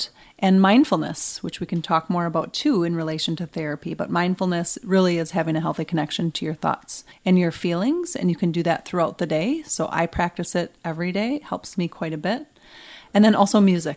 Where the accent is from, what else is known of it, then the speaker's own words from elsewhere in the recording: Wausau, Wisconsin, United States; I'm originally from Wausau